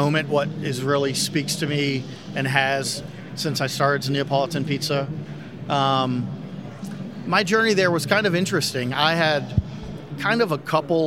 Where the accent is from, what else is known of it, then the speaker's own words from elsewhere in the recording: Winston-Salem, North Carolina, United States; Yeah, I'm from Winston-Salem